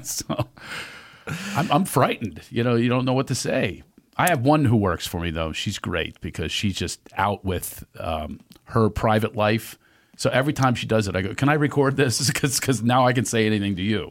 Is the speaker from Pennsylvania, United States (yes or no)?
yes; Philadelphia, Pennsylvania, United States; in Philadelphia, my hometown